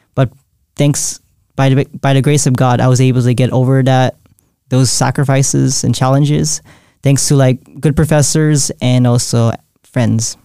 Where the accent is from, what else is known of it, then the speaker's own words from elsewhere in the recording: San Jose, California, United States; I was born and raised in San Jose, California